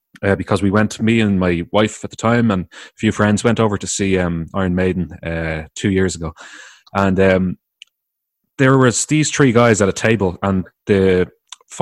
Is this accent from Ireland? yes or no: yes; Ireland; I'm from the Republic of Ireland, which is just called Ireland